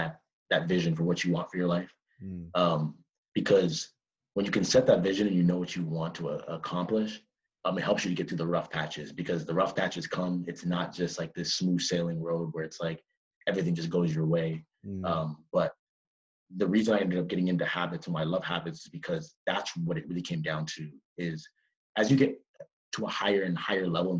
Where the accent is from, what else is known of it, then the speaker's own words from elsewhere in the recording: Toronto, Ontario, Canada; moved away as an adult; I'm from Toronto